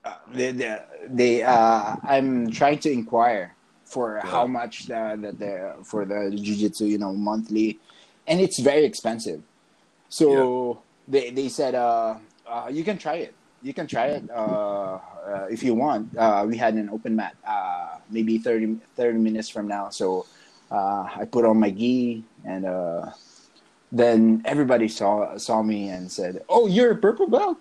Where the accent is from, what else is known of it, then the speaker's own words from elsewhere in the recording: Bacolod, Negros Occidental, Philippines; now in Canada; I'm from Bacolod City